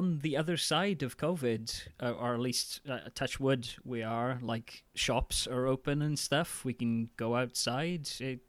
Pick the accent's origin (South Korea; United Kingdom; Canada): United Kingdom; now in Denmark; But I guess I'm just being a British curmudgeon.